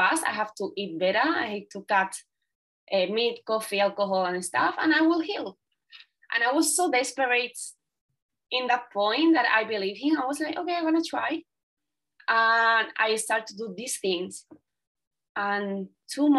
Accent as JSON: {"language": "English", "region": "southern Spain", "country": "Spain", "second_language": "English", "moved": "as an adult", "said": "I came from a little town in the south of Spain"}